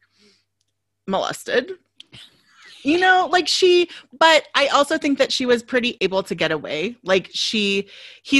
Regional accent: Kansas, United States; now in Southern California, United States; I grew up in Kansas

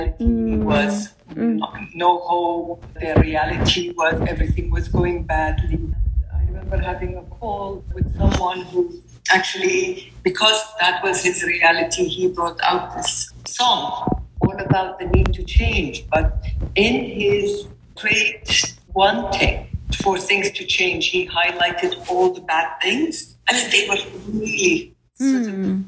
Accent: Kuwait; I am from Kuwait, and I'm a mother of four amazing girls.

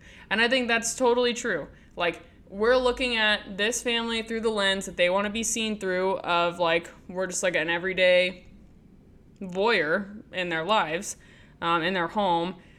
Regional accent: United States; growing up in America

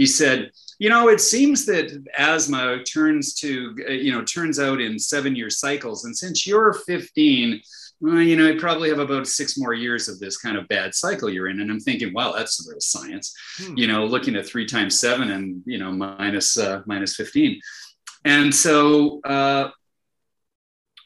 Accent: Winnipeg, Manitoba, Canada; I'm Canadian, and it was from Winnipeg

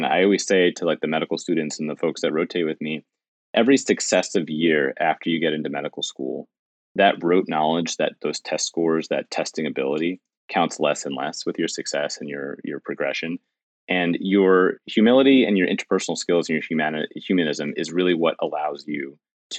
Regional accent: New York City, New York, United States; as a New Yorker my entire life

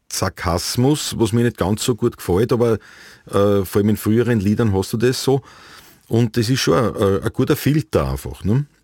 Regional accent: Vienna, Austria; meine Eltern sind ja aus den Kirchen, aus dem südlichen Niederösterreich und ich bin, also ich bin schon in Wien aufgewachsen, in Ottergring

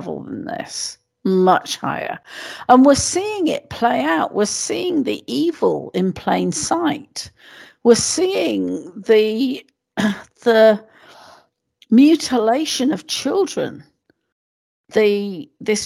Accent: United Kingdom

